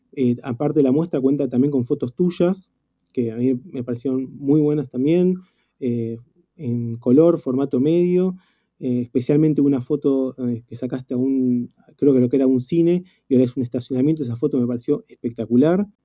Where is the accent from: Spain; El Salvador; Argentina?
Argentina; mí particularmente como, argentino